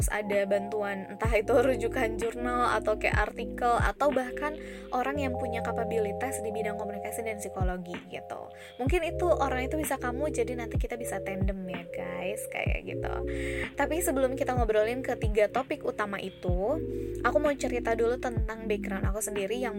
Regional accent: Bandung, West Java, Indonesia; born there; aku sebenarnya lahir di Bandung

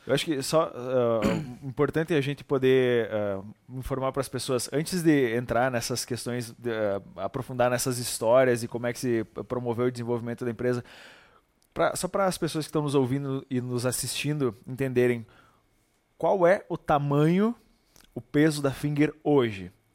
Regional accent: Barra Funda, Rio Grande do Sul, Brazil; nós dois somos naturais de Barra Funda

